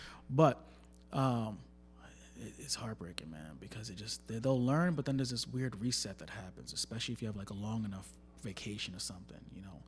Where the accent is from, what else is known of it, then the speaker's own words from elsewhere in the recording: Plainview, New York, United States; I went to school out in Long Island. I'm from Long Island. Okay. Right? I was born in Plainview. I went to Chaminade High School.